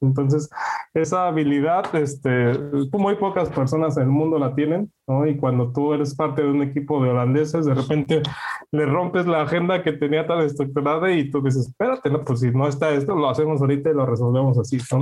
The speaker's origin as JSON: {"language": "Spanish", "country": "Mexico", "moved": "yes", "lives_now": "Netherlands", "said": "nosotros como mexicanos"}